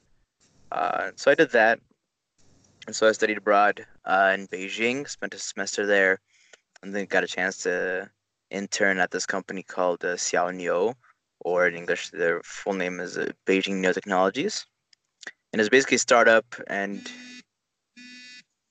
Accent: Arlington, Virginia, United States; moved away as an adult; also born or lived in Ethiopia / Vermont; now in China; I was born in Ethiopia and then moved to the United States when I was 9 and then grew up there in Washington, D.C. area, specifically Arlington, Virginia

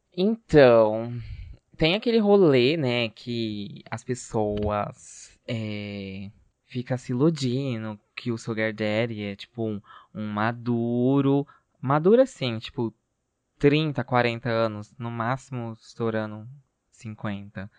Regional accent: Brazil; a gente é brasileiro

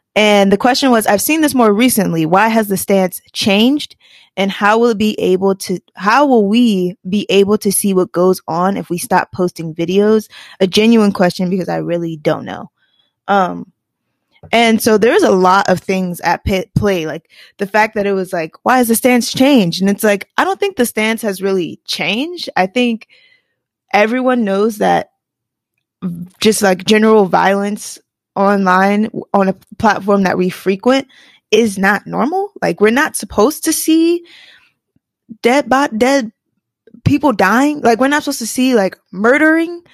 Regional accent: Washington, District of Columbia, United States; In DC, my hometown, my hometown

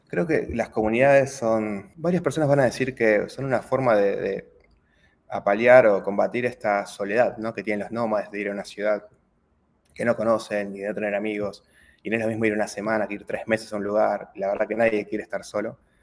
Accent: Argentina; also born or lived in Turin, Italy; como muchos argentinos, en lugar de esperar el proceso acá en Argentina

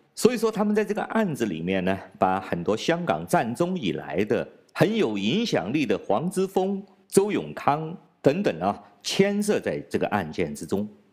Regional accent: China; 我是来自中国大陆的

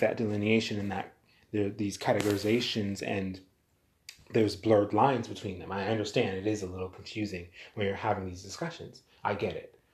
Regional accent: United States; also born or lived in Jamaica; I'm American. I was born here in America. My ethnicity, however, I'm Jamaican. My family is Jamaican

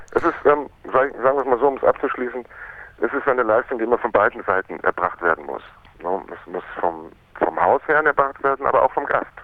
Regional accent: Munich, Bavaria, Germany; also born or lived in Miami, United States / Berlin; die haben sich in München kennengelernt und da bin ich quasi geboren und aufgewachsen in die Schule gegangen

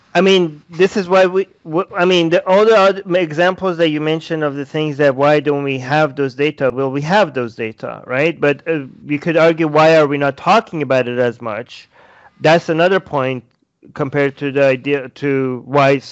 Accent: Iran; moved away; I was born in Iran

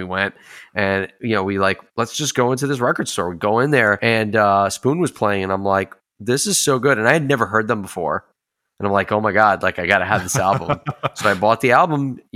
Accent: United States; we're from New York, New Jersey, Pennsylvania area

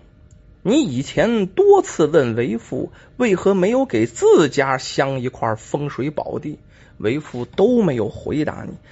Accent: China; 我们中国人呢经常说

